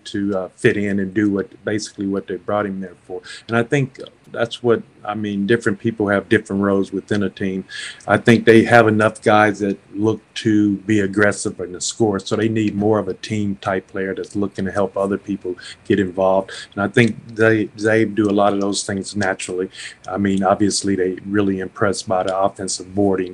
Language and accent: English; Gary, Indiana, United States; moved away as an adult; also born or lived in Moraga, California / Ballarat, Victoria; now in Australia; my hometown is Gary, Indiana